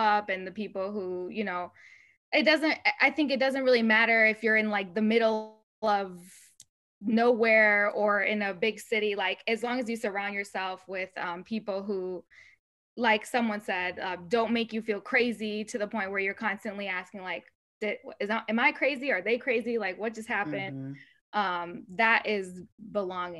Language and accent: English; United States; first language Spanish; English is a second language; also born or lived in Spain; And then I came to the US with my mom